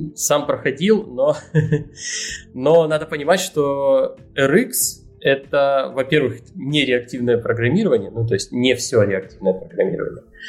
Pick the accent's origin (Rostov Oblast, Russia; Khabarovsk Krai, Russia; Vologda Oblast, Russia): Rostov Oblast, Russia; Rostov-on-Don; я тут паренек из Ростова-на-Дону